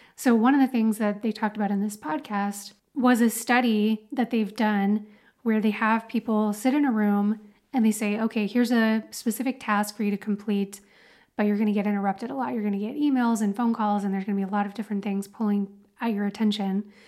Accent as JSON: {"language": "English", "town": "Dallas", "region": "Texas", "country": "United States", "tie": "born or raised there", "moved": "yes", "said": "I grew up in Dallas, Texas"}